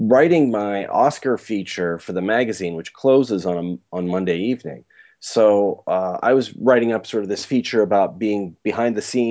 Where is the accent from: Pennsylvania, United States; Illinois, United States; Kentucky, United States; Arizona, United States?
Pennsylvania, United States; Pittsburgh; moved away; going back to my hometown, Pittsburgh, seeing my family